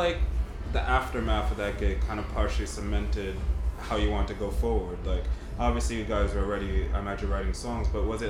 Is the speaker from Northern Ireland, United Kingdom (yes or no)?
no; London, United Kingdom; I was raised a bit in London, so that to say that means the world to me.